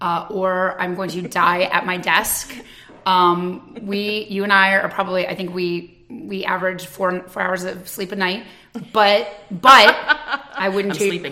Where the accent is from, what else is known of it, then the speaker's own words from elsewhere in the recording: Ohio, United States; moved away as an adult; also born or lived in Germany / Brooklyn, New York; now in New Jersey, United States; I was born in Germany, but raised in Ohio by a kick-ass single mom.